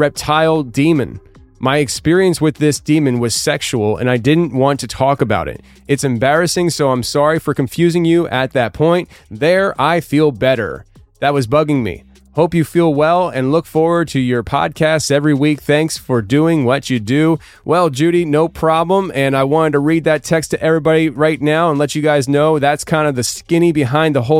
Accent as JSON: {"language": "English", "region": "Pennsylvania", "country": "United States", "also_born_or_lived": "Tennessee", "said": "my home state of Pennsylvania"}